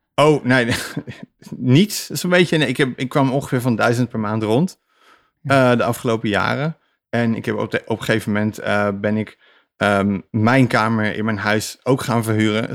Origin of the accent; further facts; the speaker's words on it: Netherlands; als Nederlander